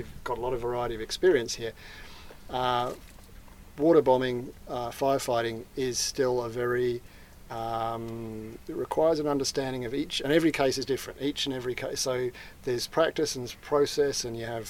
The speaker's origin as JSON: {"language": "English", "region": "Victoria", "country": "Australia", "said": "I'm from Victoria"}